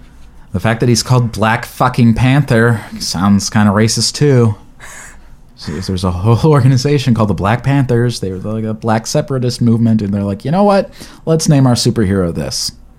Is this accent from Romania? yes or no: no; Australia; Oh, I'm Australian.